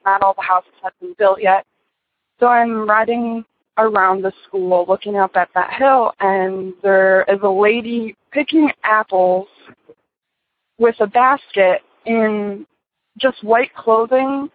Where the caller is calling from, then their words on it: Michigan, United States; I'm calling from Michigan.